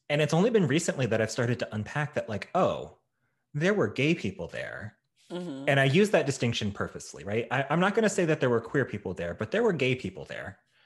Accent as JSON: {"language": "English", "region": "Midwest", "country": "United States", "tie": "born or raised there", "also_born_or_lived": "Chicago", "said": "I was born in Chicago. And at the time, when my parents were together, we were pretty well off. And we moved around a lot across various states in the Midwest."}